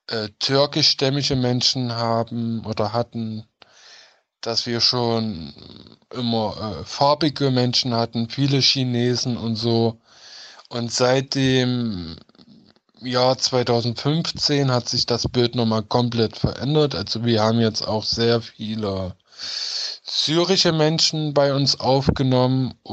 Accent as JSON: {"language": "German", "town": "Halle", "region": "Saxony-Anhalt", "country": "Germany", "said": "Ich komme aus Sachsen-Anhalt bzw. aus Halle an der Saale."}